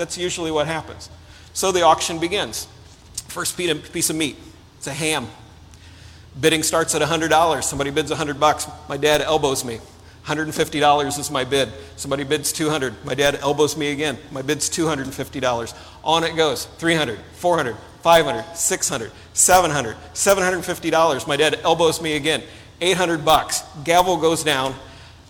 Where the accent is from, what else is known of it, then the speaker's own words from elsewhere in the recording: Illinois, United States; I grew up in Illinois.